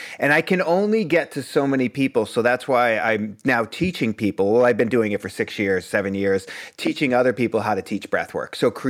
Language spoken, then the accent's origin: English; Boston, Massachusetts, United States; You know, I'm from the East Coast. There's no Mercury in retrograde in Boston.